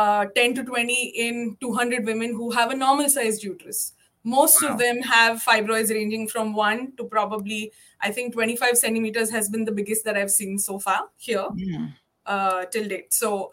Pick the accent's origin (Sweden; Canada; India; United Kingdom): India; English is a second language; moved away as an adult; now in Cayman Islands; So when I came from India, so to give you a rough example of how common and how varied in size the fibroids are over here.